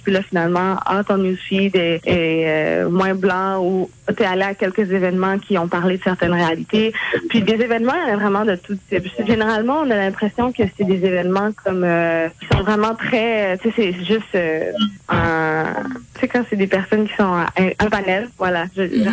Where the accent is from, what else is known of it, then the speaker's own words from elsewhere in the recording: Montreal, Quebec, Canada; also born or lived in Terrebonne; j'ai grandi initialement à Montréal, environ la première moitié de ma vie.